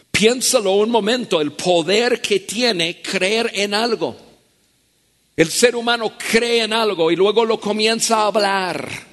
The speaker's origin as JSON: {"language": "Spanish", "country": "United States", "tie": "born or raised there", "second_language": "Spanish", "moved": "as an adult", "lives_now": "Mexico", "said": "En mi país, yo nací en Estados Unidos"}